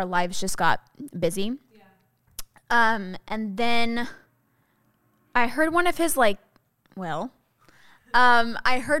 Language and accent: English; California, United States; also born or lived in Tyler, Texas; I've lived in California since I was 7